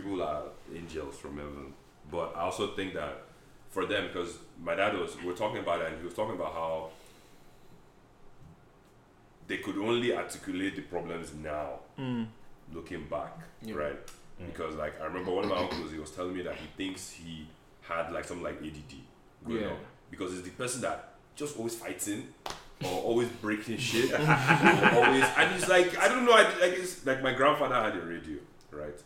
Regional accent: Nigeria; now in United States; I grew up in Nigeria, and I came to America

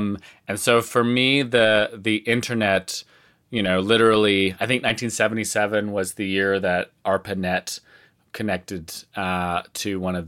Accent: Salt Spring Island, British Columbia, Canada; they built a new high school building in the town that I grew up in Salt Spring Island, British Columbia.

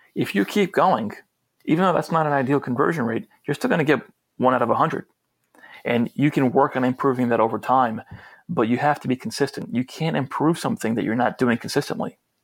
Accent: New York, United States; I'm from New York

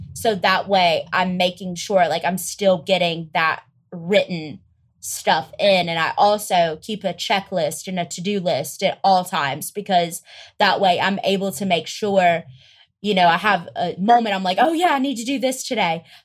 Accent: Greenwood, South Carolina, United States; moved away as an adult; now in Los Angeles, United States; I am originally from Greenwood, South Carolina. It is an extremely small town

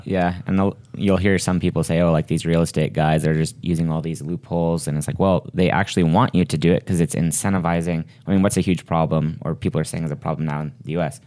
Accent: Texas, United States; when I was growing up in Texas, one of my first jobs was working at a grocery store

